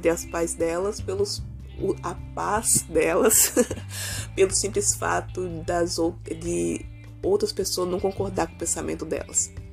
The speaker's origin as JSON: {"language": "Portuguese", "town": "Vila Velha", "region": "Espírito Santo", "country": "Brazil", "said": "não sei aonde você mora, mas pelo menos aonde eu moro, eu sou de Vila Velha, Espírito Santo, foi um caos."}